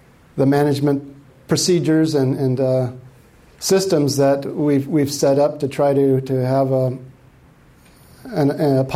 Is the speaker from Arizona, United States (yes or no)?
yes; Tucson, Arizona, United States; moved away; I came from Arizona. I grew up in Tucson